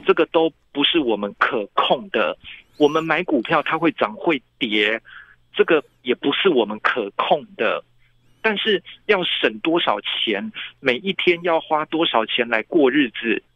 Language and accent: Chinese; Taipei, Taiwan; 因为我是台北人